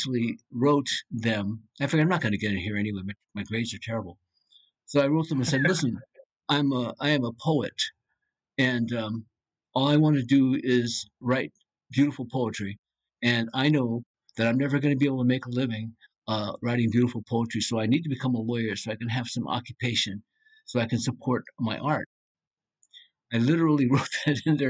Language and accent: English; United States; as an American